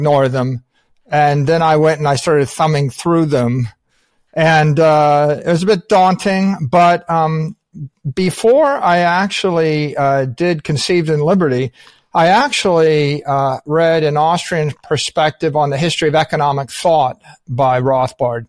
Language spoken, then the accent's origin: English; United States; as an American